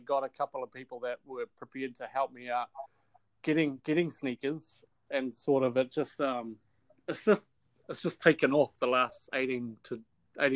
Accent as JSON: {"language": "English", "region": "Manawatū-Whanganui", "country": "New Zealand", "tie": "born or raised there", "said": "I grew up in the Manawatu"}